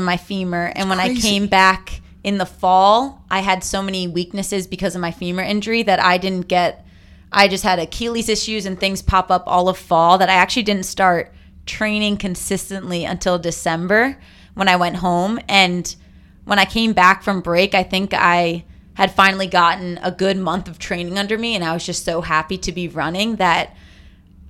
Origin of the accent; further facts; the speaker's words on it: Tenafly, New Jersey, United States; I'm from New Jersey